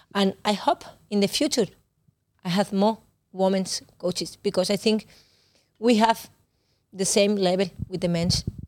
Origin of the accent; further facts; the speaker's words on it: Barcelona, Catalonia, Spain; English is a second language; moved away as an adult; now in Denmark; I am from Barcelona